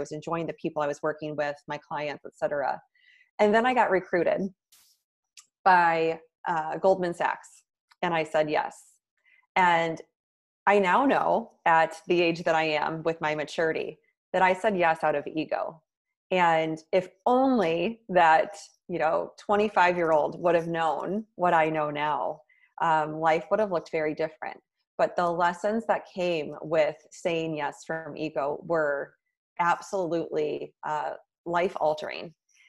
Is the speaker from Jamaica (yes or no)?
no; Midwest, United States; now in New York City, United States; And then I moved to New York City from the Midwest, which was a big, long-time dream of mine.